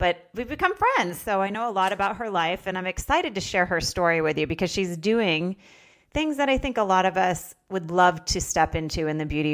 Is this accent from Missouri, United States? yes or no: no; Vermont, United States; now in Palm Desert, United States; I had to shovel my car out of snowbanks for 17 years growing up in Vermont